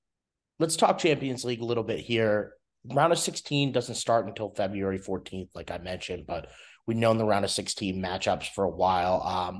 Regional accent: United States

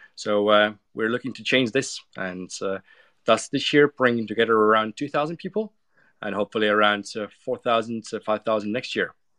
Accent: Estonia; I come from Estonia

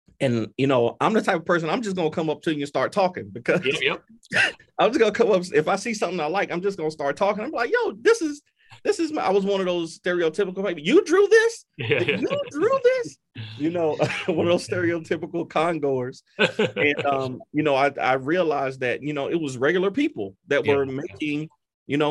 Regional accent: North Carolina, United States; we're Black dudes from North Carolina

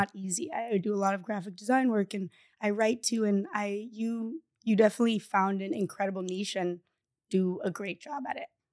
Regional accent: Bali, Indonesia; moved away; I speak Indonesian with my, um, little sister that I grew up in Bali

